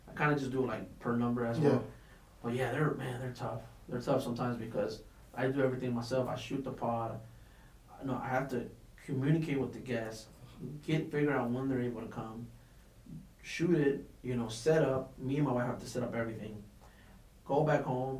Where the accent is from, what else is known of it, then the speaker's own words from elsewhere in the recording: Lakeland, Florida, United States; also born or lived in Tampa, Florida; I was born in Tampa, and I was raised in Lakeland my whole life.